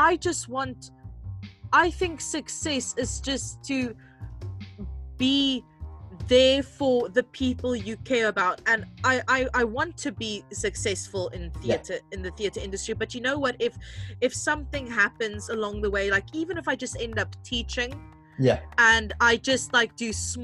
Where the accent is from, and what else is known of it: South Africa; moved away; also born or lived in London